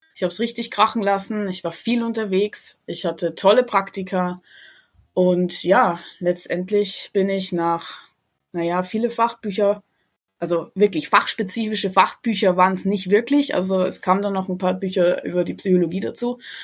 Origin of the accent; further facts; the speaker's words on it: a small village near Ingolstadt, Bavaria, Germany; bin ich äh, ganz ursprünglich aus einem kleinen Dorf in der Nähe von Ingolstadt